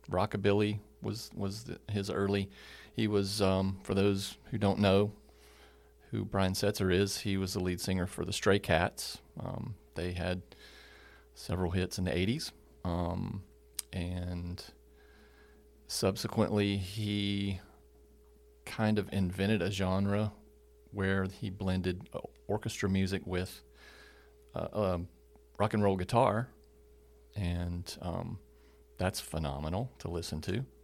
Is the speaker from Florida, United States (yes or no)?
no; California, United States; born there; I was born in California, 1964. So I'm an old, officially an old guy.